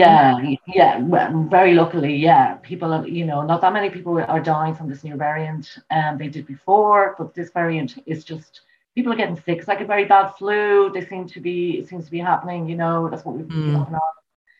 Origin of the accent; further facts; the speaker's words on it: Dublin, Leinster, Ireland; now in Meath, Ireland; I was born in Dublin and in South Dublin. I moved to the countryside, Mead, in County Mead. It's just a neighbouring county.